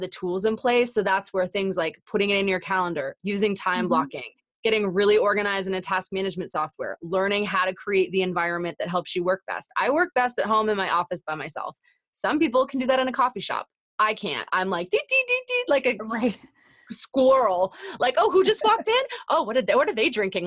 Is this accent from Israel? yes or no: no; Canada; I'm Canadian